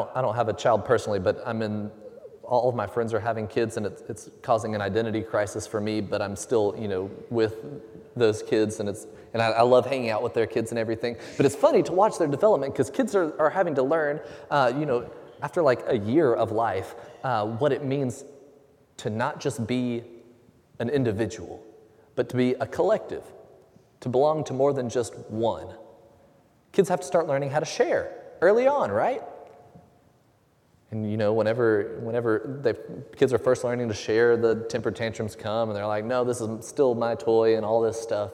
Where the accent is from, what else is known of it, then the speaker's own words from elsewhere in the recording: Huntsville, Alabama, United States; I grew up in North Alabama, just outside of Huntsville